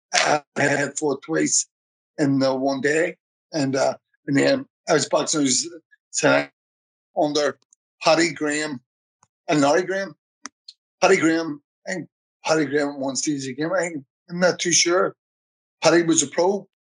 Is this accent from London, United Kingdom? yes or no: no; Belfast, Northern Ireland, United Kingdom; I was born in Ballymurphy, um, 1971, 4th, November, 4th November 1971